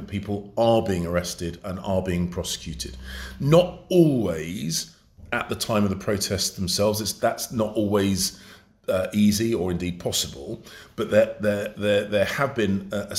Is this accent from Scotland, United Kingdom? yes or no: no; London, United Kingdom; I was born and brought up in London